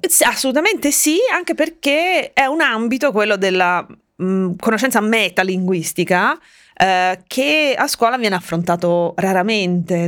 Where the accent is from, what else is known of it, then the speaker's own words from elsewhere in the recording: Tuscany, Italy; also born or lived in Finland; Veneto, poi io son cresciuta in Toscana